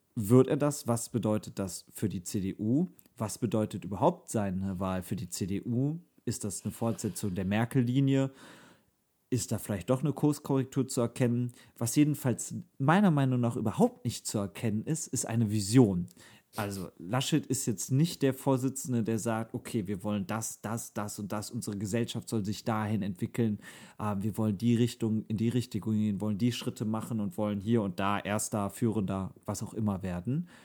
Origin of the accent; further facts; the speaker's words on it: North Rhine-Westphalia, Germany; uns drei NRW-Menschen